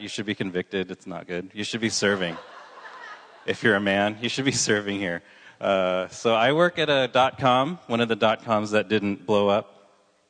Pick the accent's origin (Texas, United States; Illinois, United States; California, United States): California, United States; Southern; moved away as an adult; now in San Luis Obispo, United States; I grew up in Southern California